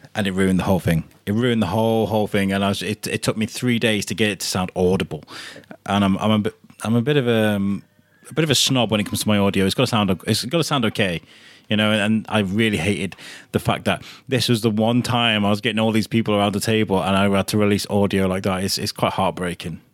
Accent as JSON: {"language": "English", "town": "Telford", "region": "West Midlands", "country": "United Kingdom", "tie": "born or raised there", "said": "I grew up in Telford"}